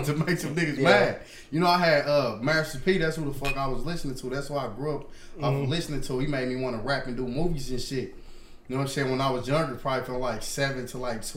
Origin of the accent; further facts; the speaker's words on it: Kansas City, Kansas, United States; I'm from Kansas.